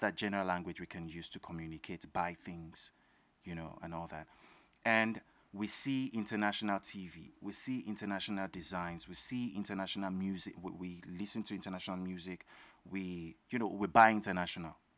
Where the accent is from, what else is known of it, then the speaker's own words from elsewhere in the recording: Osun, Nigeria; now in United States; I'm a Nigerian, I'm from Osun State